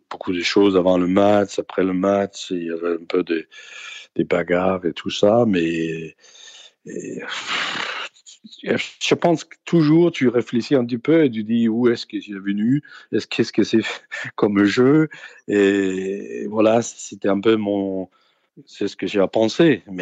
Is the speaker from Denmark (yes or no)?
yes; Denmark; Parce que je suis venu du Danemark et j'ai jamais, j'ai jamais vu ça.